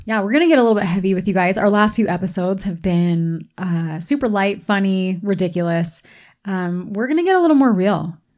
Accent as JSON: {"language": "English", "region": "East Coast", "country": "United States", "tie": "born or raised there", "moved": "yes", "lives_now": "Utah, United States", "said": "where I grew up on the East Coast"}